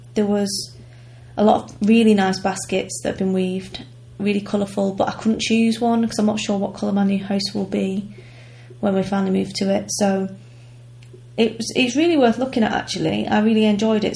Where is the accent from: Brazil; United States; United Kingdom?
United Kingdom; we're British